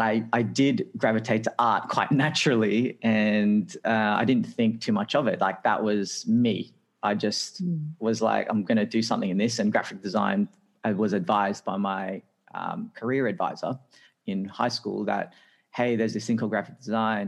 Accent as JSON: {"language": "English", "town": "Sydney", "region": "New South Wales", "country": "Australia", "tie": "born or raised there", "also_born_or_lived": "Philippines", "said": "So I'm originally from the Philippines and we migrated to Australia when I was only a one-year-old baby."}